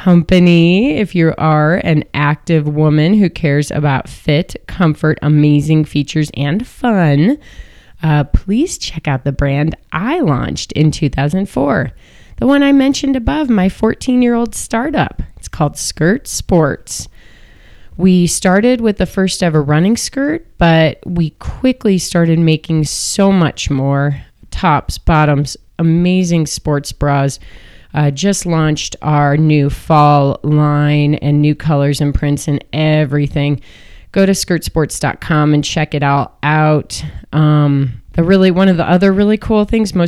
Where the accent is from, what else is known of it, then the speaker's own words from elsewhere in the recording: Chicago, Illinois, United States; I'm from Chicago